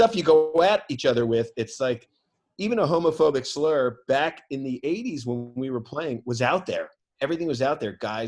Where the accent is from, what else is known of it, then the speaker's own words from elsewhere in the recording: United States; as an American